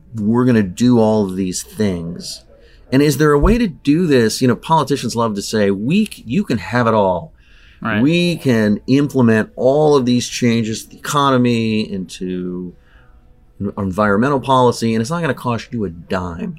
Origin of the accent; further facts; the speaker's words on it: Southern California, United States; I grew up in Southern California. Um, I grew up at the beach.